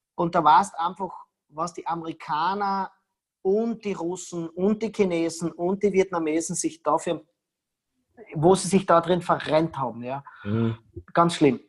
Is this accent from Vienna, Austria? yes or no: no; Tyrol, Austria; ich bin Tiroler